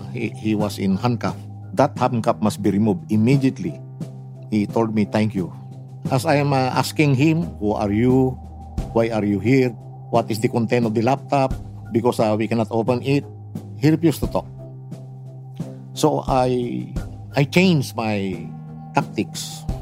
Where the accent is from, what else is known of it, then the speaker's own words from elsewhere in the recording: Bugallon, Pangasinan, Philippines; my hometown, named Bugalyon.